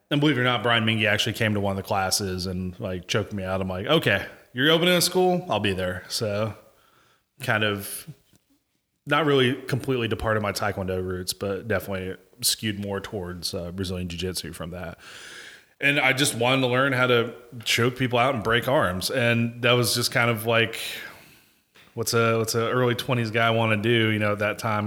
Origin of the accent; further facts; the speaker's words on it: Fuquay-Varina, North Carolina, United States; moved away as an adult; also born or lived in Apex, North Carolina / Germany; now in Fayetteville, United States; I'm originally born in Apex, but I call Fuquay my home 'cause that's where I'm, you know, grew up the most